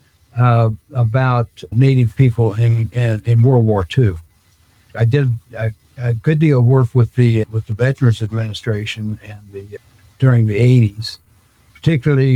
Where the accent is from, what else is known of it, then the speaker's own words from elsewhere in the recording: Chelsea, Oklahoma, United States; now in Arizona, United States; I was born and raised in Oklahoma.